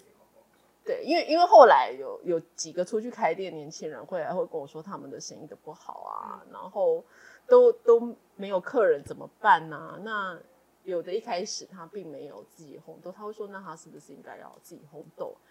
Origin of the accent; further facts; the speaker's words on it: Yuanlin, Changhua County, Taiwan; 我从小在园里长大